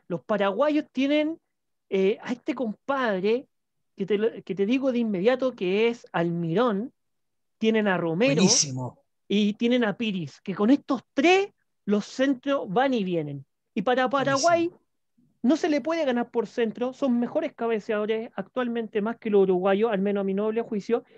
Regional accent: Chile; yo soy chileno

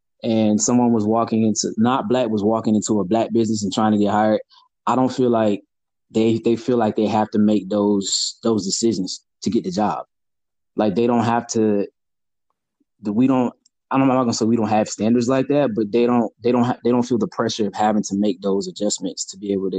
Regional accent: Atlanta, Georgia, United States; Like, they're like, oh, you speak so well for being from Atlanta.

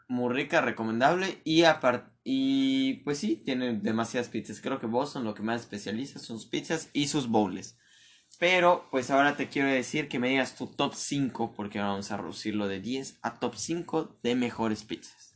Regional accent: Mérida, Yucatán, Mexico; yo te digo como ser de aquí

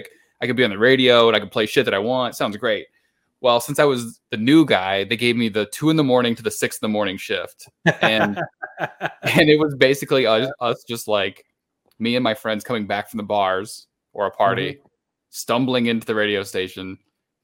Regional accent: Illinois, United States; also born or lived in Austin, Texas; I'm from Illinois. We had a station in the Quad Cities where I was from

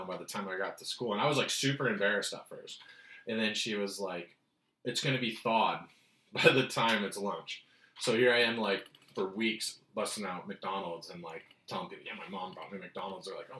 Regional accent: Rosarito, Baja California, Mexico; I grew up in Baja, California, majority of my childhood in a town called Rosarito. And literally like 4 months out of each year of my life until I was like 13, I would be in Mexico and stuff.

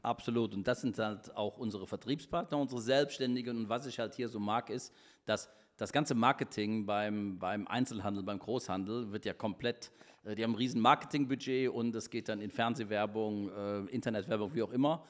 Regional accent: Cologne, North Rhine-Westphalia, Germany; now in Düsseldorf, Germany; ich bin Kölner. mein Herz ist Kölle.

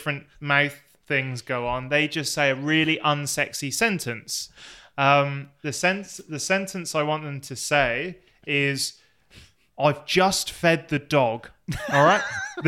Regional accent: Plymouth, South West England, United Kingdom; accent: Plymouth; I'm meant to have my local accent. My local accent is from Plymouth.

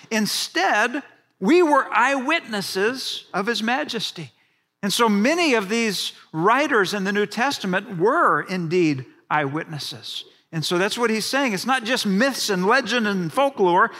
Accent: Houston, Texas, United States; I grew up in Houston, Texas

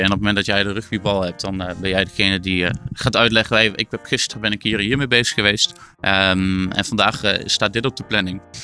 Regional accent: Achterhoek, Gelderland, Netherlands

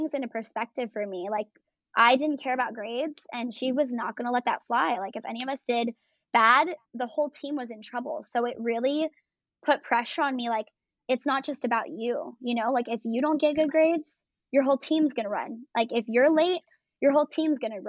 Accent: Michigan, United States; moved away; also born or lived in California; I'm from Michigan originally. I was born there.

